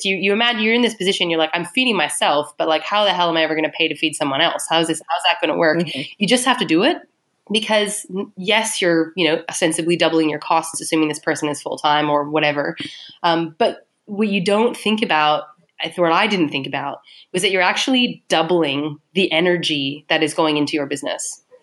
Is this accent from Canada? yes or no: yes; Canada; moved away as an adult; now in Melbourne, Australia; I'm Canadian